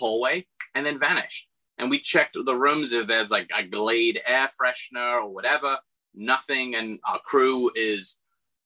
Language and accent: English; England, United Kingdom; moved away; my best friend who I grew up with in England